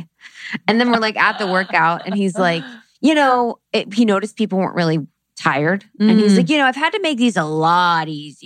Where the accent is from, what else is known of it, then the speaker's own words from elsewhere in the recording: Ohio, United States; moved away; from Ohio